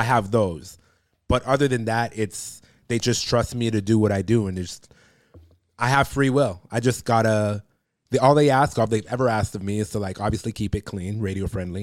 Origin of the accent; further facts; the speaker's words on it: Toronto, Ontario, Canada; I grew up in Toronto